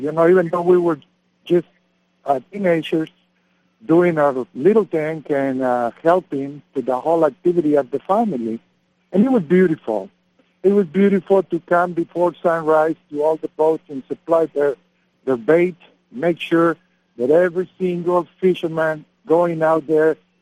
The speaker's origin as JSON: {"language": "English", "town": "Buena Vista", "region": "Baja California Sur", "country": "Mexico", "lives_now": "Todos Santos, Mexico", "said": "I'm located in Todos Santos, but I'm originally from the East Cape, from Buena Vista"}